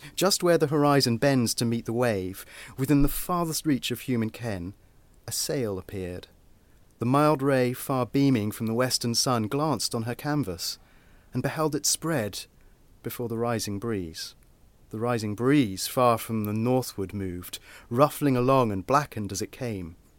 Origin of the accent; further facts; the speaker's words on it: Portsmouth, South East England, United Kingdom; I'm from Portsmouth